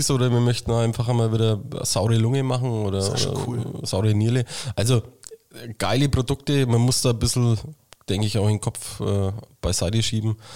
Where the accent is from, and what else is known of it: Schwabach, Bavaria, Germany; born or raised there